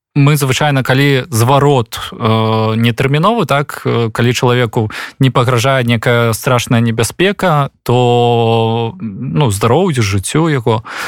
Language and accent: Belarusian; Belarus; moved away; мы беларусы